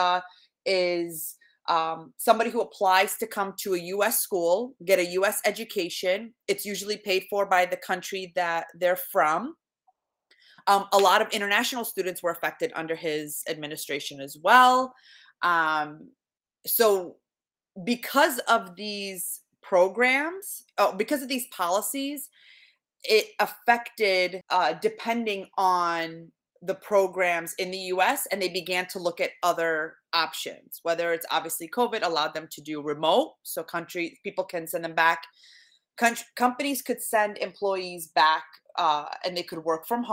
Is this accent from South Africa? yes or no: no; Iraq; now in United States; So having come from Iraq, I was born in Iraq. We immigrated, my family and I, in 1995.